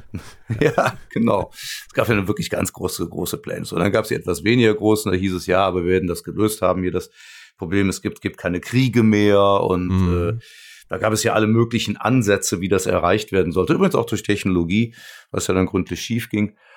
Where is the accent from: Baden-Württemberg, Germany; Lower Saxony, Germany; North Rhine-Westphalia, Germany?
North Rhine-Westphalia, Germany; Cologne; ich komme ja aus Köln